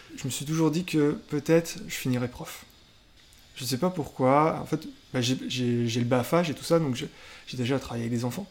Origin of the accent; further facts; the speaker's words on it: Le Mans, Pays de la Loire, France; moved away as an adult; also born or lived in Rennes; now in Nantes, France; je suis né au Mans et c'est mon travail qui m'a fait amener à Nantes